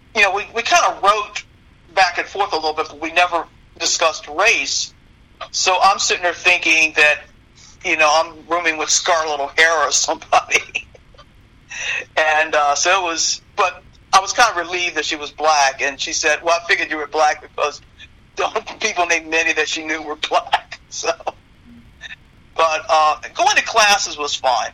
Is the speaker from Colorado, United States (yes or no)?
no; Rockville, Maryland, United States; I grew up in Rockville.